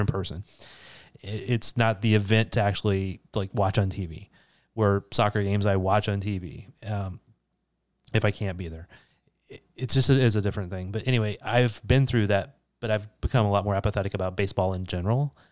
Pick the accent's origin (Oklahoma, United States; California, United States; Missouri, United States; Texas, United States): Missouri, United States; St. Louis; I grew up in Saint Louis